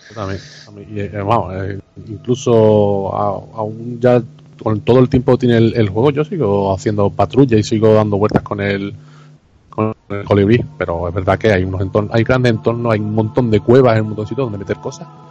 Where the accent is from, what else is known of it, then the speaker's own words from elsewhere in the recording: Andalusia, Spain; soy andaluz